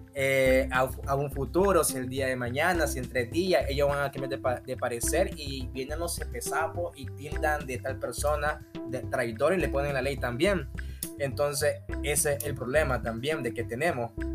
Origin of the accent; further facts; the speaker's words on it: Nicaragua; como nicaragüense